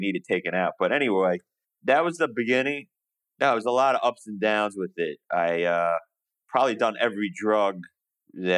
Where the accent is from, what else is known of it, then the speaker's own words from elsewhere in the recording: New York, United States; moved away as an adult; now in Montgomery, United States; I'm from New York. I currently live in the wondrous Alabama right now, Montgomery, Alabama